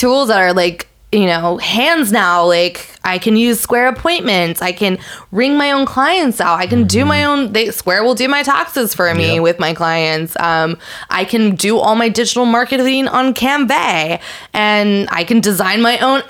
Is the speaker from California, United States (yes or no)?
yes; San Francisco, California, United States; moved away; also born or lived in Manhattan; I'm from San Francisco